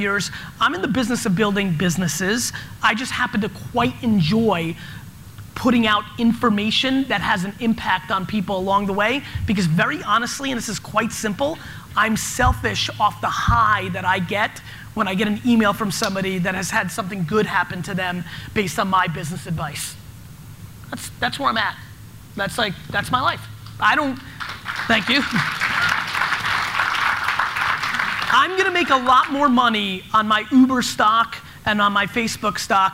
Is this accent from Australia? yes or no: no; New Jersey, United States; born or raised there; also born or lived in Soviet Union